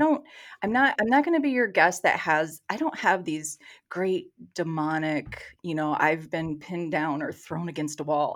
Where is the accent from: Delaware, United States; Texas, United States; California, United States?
Texas, United States; accent: Michigan; moved away as an adult; also born or lived in Michigan; now in Detroit, United States; when I was about seven or eight years old, we moved to Texas. So, I grew up in Texas